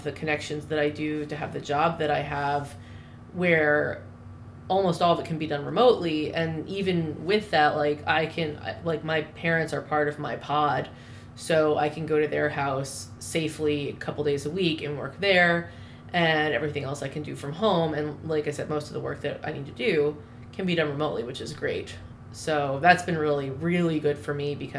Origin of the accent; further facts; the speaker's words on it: North Carolina, United States; moved away as an adult; also born or lived in New Orleans / Philadelphia; I grew up pretty much in North Carolina